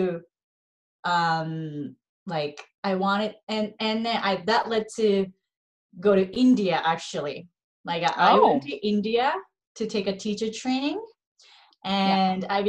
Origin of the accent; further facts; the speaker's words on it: Japan; moved away as an adult; also born or lived in Los Angeles, United States; I'm 100% Japanese, born and raised in Japan